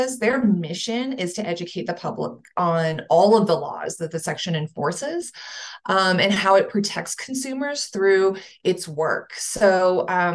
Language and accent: English; Houston, Texas, United States; moved away as an adult; also born or lived in San Diego / Lesotho; now in Denver, United States; I'm originally from the Houston area